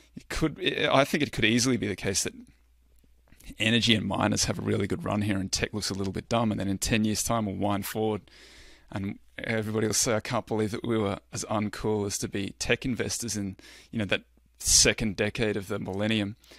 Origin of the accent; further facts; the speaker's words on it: Australia; I'm Australian